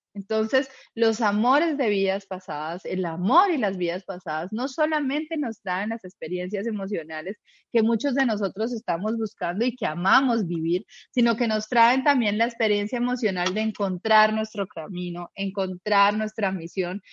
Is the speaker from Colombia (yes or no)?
yes; Colombia; now in Uruguay; yo soy de Colombia, en este momento estoy en Uruguay